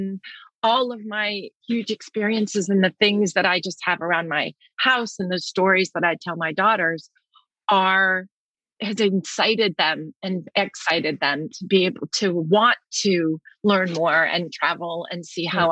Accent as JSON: {"language": "English", "town": "New York City", "region": "New York", "country": "United States", "tie": "born or raised there", "said": "born in Manhattan"}